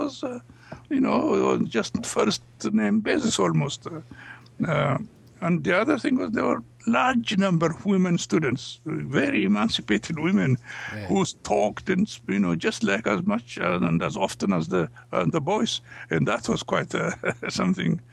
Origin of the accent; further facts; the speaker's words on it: Ethiopia; English is a second language; moved away as an adult; also born or lived in United States; we came from Africa and from Ethiopia